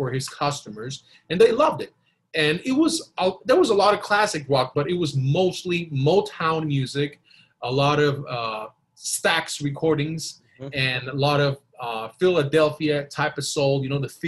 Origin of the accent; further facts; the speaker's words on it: Costa Rica; I was born and raised in Costa Rica.